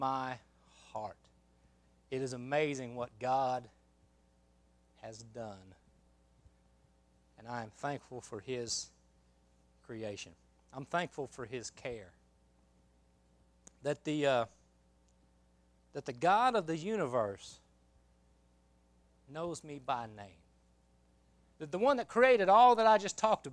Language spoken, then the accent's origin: English; Oklahoma, United States; moved away as an adult; also born or lived in Mobile, Alabama / Kentucky; now in Alabama, United States; I grew up in Oklahoma, went to school all 16 years of, or 12 years or whatever it was of school that I went through